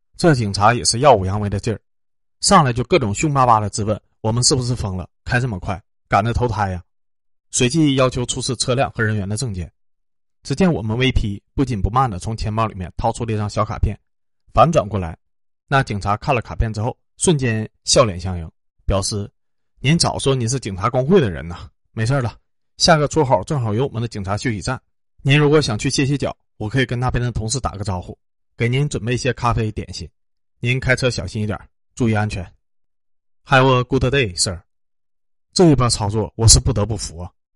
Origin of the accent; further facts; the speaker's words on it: China; 我们国人